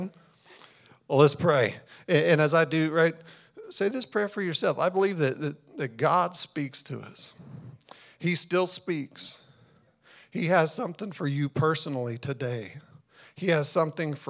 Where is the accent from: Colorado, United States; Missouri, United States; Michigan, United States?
Colorado, United States; now in Albuquerque, United States; we're originally from Colorado